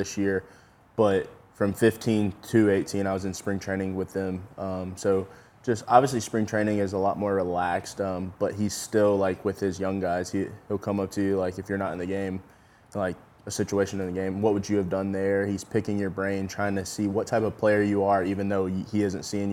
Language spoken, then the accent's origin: English; Yulee, Florida, United States; I'm from Yulee. I don't know if people know that. I'm from that town, the high school that Derek actually went